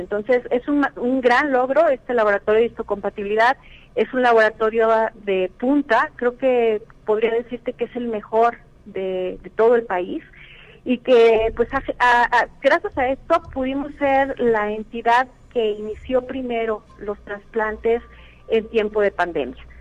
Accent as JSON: {"language": "Spanish", "country": "Mexico", "also_born_or_lived": "San Luis Potosí", "said": "todos nos unimos como, como mexicanos"}